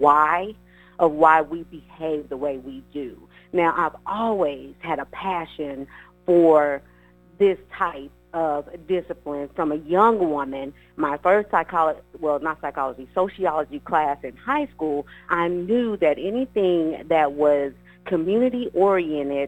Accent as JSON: {"language": "English", "town": "Los Angeles", "region": "California", "country": "United States", "tie": "born or raised there", "also_born_or_lived": "Abilene, Texas", "moved": "yes", "lives_now": "Texas, United States", "said": "I am, of course, from Los Angeles, California. That's where I was born and raised"}